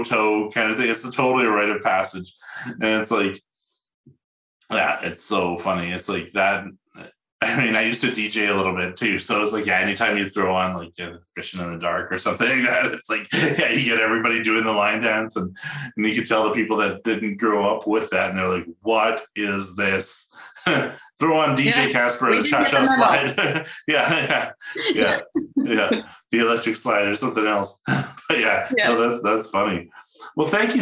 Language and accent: English; Edmonton, Alberta, Canada; now in Calgary, Canada; I was born in Edmonton